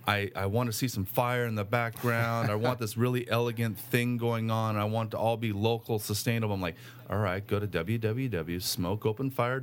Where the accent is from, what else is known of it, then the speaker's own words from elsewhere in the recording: California, United States; I'm from California